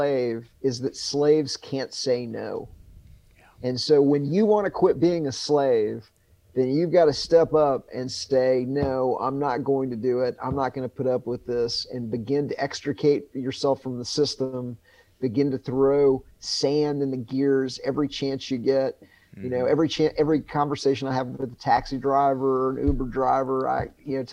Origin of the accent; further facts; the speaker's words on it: United States; I'm not an American. I'm just a human being that was born in this country